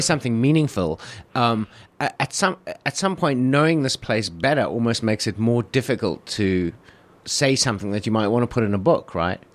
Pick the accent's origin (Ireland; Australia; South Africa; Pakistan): South Africa; moved away as an adult; now in Beijing, China; my home country of South Africa